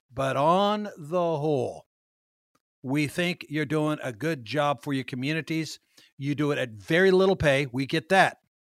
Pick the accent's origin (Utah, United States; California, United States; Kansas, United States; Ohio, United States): Kansas, United States; moved away; my old hometown of Kansas